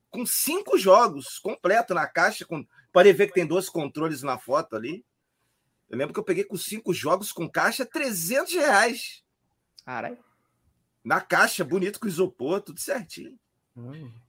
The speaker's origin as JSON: {"language": "Portuguese", "region": "Rio de Janeiro", "country": "Brazil", "lives_now": "Florianópolis, Brazil", "said": "eu comecei a colecionar quando eu mudei para Floripa, né? Que eu sou carioca. Eu mudei para Floripa em 2004."}